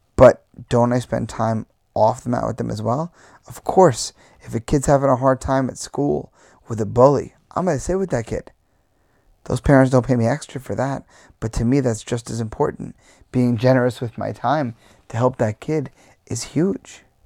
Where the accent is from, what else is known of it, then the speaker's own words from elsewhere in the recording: Long Island, New York, United States; as a New Yorker, where, you know, living on Long Island, I could go to the beach whenever I wanted my whole life